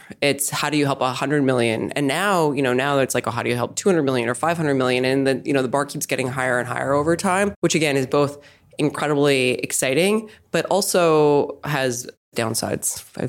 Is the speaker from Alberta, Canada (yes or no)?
no; Saskatchewan, Canada; moved away as an adult; also born or lived in Montreal / Toronto / Boston / New York; I actually grew up in Canada. So I grew up in Saskatchewan, but I spent a lot of time in Montreal and Toronto before I came here.